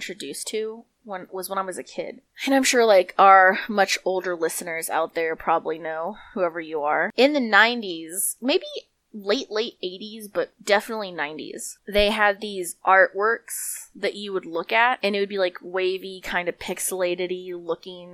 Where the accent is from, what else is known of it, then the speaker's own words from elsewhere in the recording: New Mexico, United States; we're from New Mexico